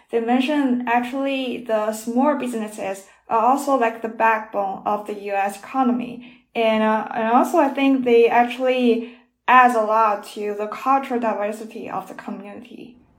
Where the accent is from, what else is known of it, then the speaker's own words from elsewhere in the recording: Shandong, China; Shandong is my hometown